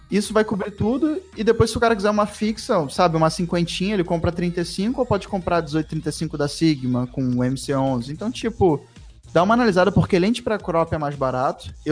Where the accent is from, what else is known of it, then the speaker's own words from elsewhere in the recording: Rio Grande do Sul, Brazil; sou do Rio Grande do Sul.